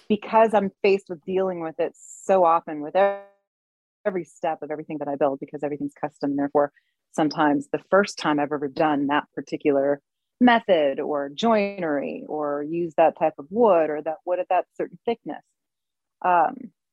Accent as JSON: {"language": "English", "town": "Berkeley", "region": "California", "country": "United States", "tie": "born or raised there", "said": "growing up in Berkeley, California"}